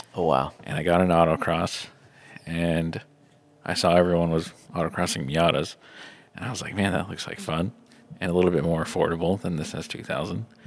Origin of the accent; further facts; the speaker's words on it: Indiana, United States; also born or lived in Atlanta, Georgia; I've spent most of my life in Indiana